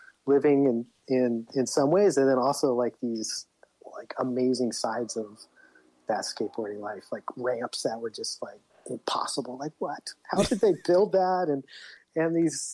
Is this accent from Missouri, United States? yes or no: no; Livermore, California, United States; moved away as an adult; now in San Luis Obispo, United States; I grew up in Livermore in the East Bay